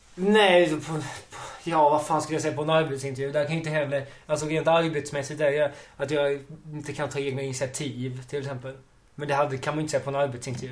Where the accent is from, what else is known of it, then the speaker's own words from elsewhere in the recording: Ystad, Skåne, Sweden; moved away as an adult; now in Malmö, Sweden; jag är ursprungligen från Ystad. Där jag har bott och gått i skolan länge.